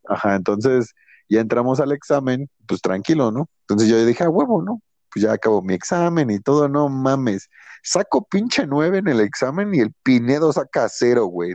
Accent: Nezahualcóyotl, State of Mexico, Mexico; vivimos por aquí, güey, no mames, es nesa

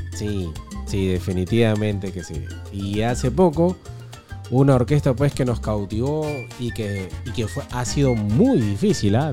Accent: Peru; nosotros como buenos peruanos

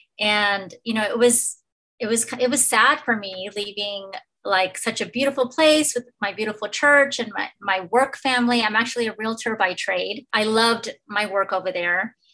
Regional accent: El Paso, Texas, United States; moved away as an adult; also born or lived in Illinois / Charleston, South Carolina; now in Austin, United States; my dad was in the Navy, so I was born in Illinois, but then you know, moved to El Paso, Texas, because my parents are Mexican immigrants, and their family was all like either in Juarez or in El Paso, so that's where I grew up.

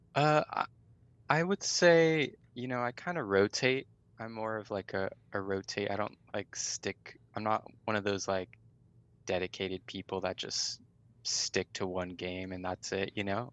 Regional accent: Riverside, California, United States; born and raised in California, Riverside, California

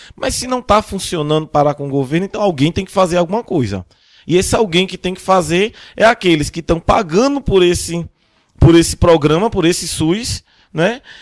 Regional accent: Brazil; nós, como brasileiros

